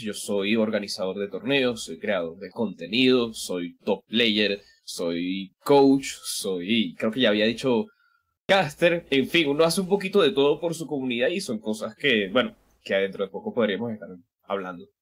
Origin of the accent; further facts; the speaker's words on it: Venezuela; como diríamos acá en Venezuela